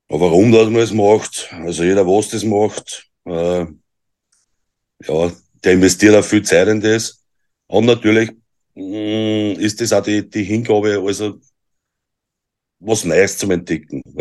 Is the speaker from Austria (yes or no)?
yes; Austria; Ich bin aus Österreich.